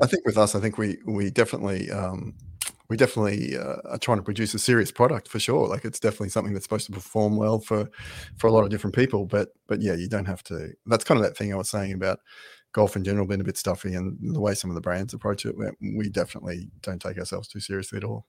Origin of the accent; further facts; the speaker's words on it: Brisbane, Queensland, Australia; moved away as an adult; now in Ireland; I'm from Brisbane in Australia